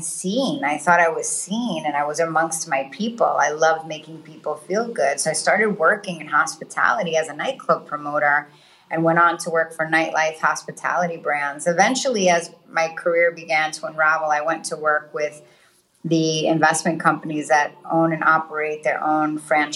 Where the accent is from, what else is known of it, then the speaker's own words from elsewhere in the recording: New York City, New York, United States; moved away as an adult; also born or lived in Dubai; I grew up in Queens in New York